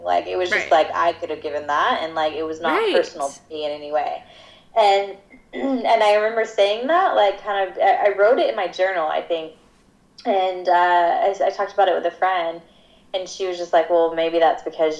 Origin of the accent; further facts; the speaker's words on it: Georgia, United States; moved away as an adult; I grew up in Georgia for 18 years of my life